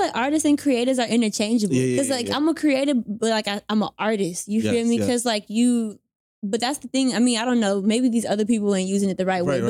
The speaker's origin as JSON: {"language": "English", "region": "the South", "country": "United States", "said": "I'm from the South, so it probably sounds weird."}